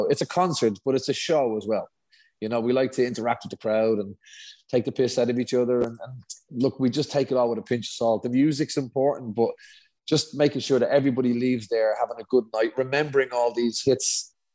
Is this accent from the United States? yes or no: no; Dublin, Leinster, Ireland; we're both from Dublin